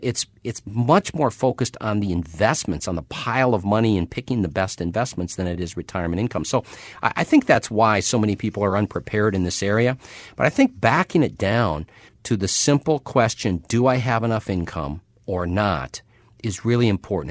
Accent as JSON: {"language": "English", "region": "Minnesota", "country": "United States", "tie": "born or raised there", "said": "When I was a kid growing up in Minnesota"}